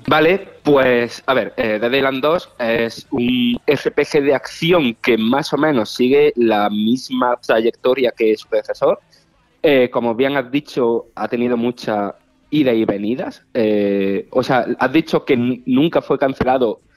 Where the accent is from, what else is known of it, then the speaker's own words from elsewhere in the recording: Priego, Spain; moved away; estoy en mi pueblo, en, en Priego